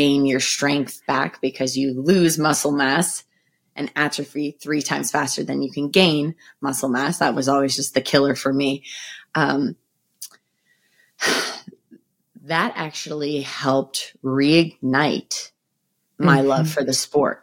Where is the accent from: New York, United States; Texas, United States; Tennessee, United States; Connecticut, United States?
Connecticut, United States; Roxbury; we grew up in Roxbury, and there wasn't a lot of other kids around